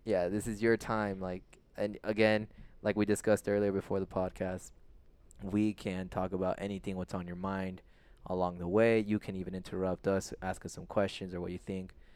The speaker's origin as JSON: {"language": "English", "town": "Tolleson", "region": "Arizona", "country": "United States", "tie": "born or raised there", "also_born_or_lived": "San Fernando Valley, California", "said": "I was raised now in Tolleson, Arizona."}